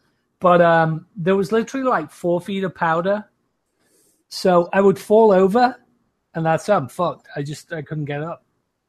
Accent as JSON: {"language": "English", "region": "England", "country": "United Kingdom", "said": "They said I'm English."}